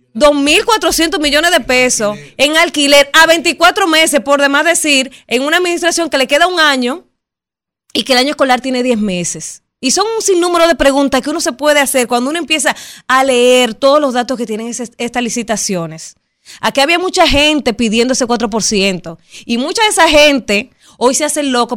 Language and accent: Spanish; Dominican Republic; nosotros como dominicanos